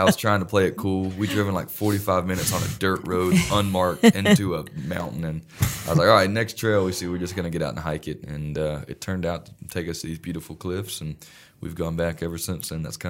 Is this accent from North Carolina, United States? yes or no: yes; North Carolina, United States; I'm from North Carolina